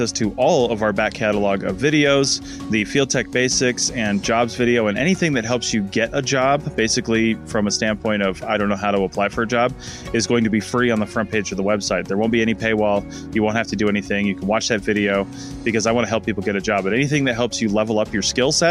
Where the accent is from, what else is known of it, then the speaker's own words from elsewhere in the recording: Seattle, Washington, United States; moved away; we were on our way back to Seattle because I was from Seattle